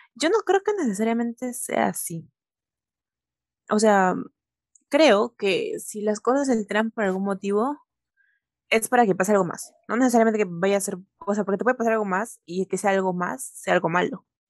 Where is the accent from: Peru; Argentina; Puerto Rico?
Peru; Ica; moved away as an adult; now in Lima, Peru; yo soy de Ica, yo soy de provincia y allá las cosas son totalmente diferentes.